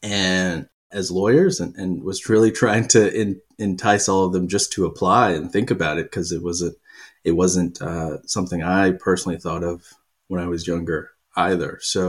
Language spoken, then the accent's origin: English; Kentucky, United States; now in New York, United States; I grew up in Kentucky. My accent is barely noticeable these days. I've lived in New York too long. But I grew up in pretty rural parts of Kentucky, you know, tobacco farms and the like.